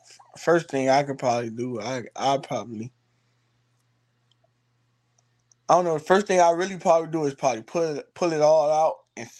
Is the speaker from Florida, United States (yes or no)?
yes; Miami, Florida, United States; also born or lived in Bahamas / Albuquerque, New Mexico; I was raised around like in Little Haiti. I was from, I'm like Little Haiti, Miami, Florida